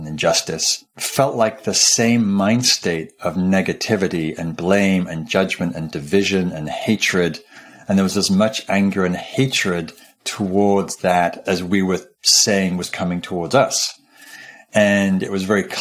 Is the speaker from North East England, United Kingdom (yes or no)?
yes; Newcastle upon Tyne, North East England, United Kingdom; I grew up in Northumberland up in Newcastle, which is northeastern England and close to the border of Scotland